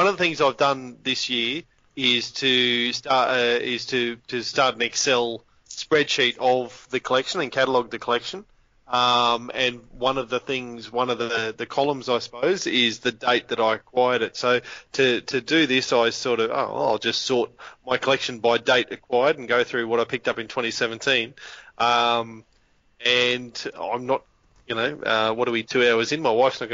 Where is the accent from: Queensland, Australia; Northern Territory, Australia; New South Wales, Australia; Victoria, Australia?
Northern Territory, Australia; when I was a kid, I grew up in the Northern Territory on an Aboriginal settlement